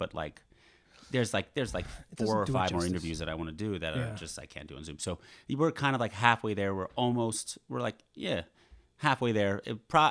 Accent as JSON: {"language": "English", "region": "New York", "country": "United States", "said": "I'm from New York"}